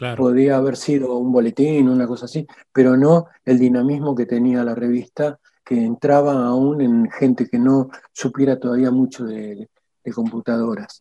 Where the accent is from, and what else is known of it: Argentina; also born or lived in Albany, New York, United States